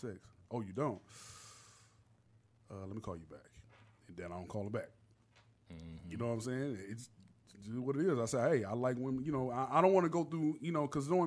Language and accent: English; Miami, Florida, United States; moved away as an adult; also born or lived in Savannah, Georgia; now in Georgia, United States; I went to college up here, went to Savannah State. And I'm from Miami